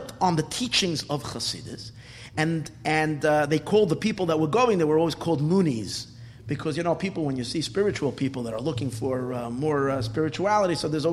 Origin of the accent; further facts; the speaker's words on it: New York City, New York, United States; When I was a kid growing up in Borough Park, I used to frequent that shul.